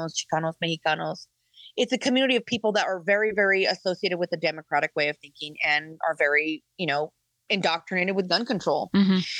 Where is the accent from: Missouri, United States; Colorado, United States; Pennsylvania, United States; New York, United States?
Colorado, United States; So I come from Colorado. I grew up in the ghetto. I grew up in the West Side.